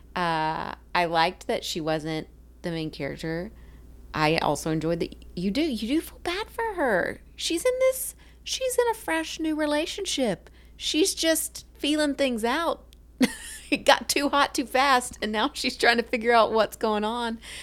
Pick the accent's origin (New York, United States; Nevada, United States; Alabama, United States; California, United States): Alabama, United States; South; accent: Southern; I'm from South Alabama